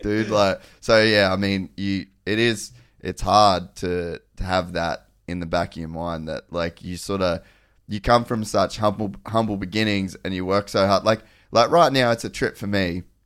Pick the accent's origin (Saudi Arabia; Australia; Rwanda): Australia; Cairns, Queensland; I grew up in Cairns.